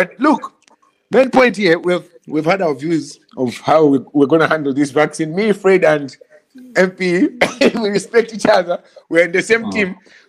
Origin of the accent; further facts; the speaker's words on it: Malawi; moved away; You know, we're all from Malawi.